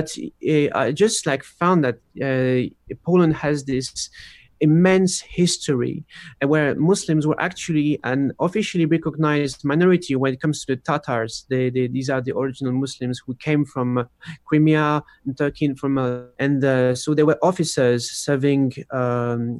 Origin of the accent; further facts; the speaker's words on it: France; I was born in France, but my parents are Polish